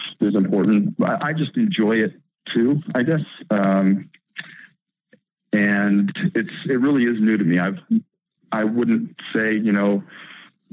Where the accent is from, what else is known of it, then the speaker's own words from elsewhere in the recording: Eugene, Oregon, United States; Growing up in Eugene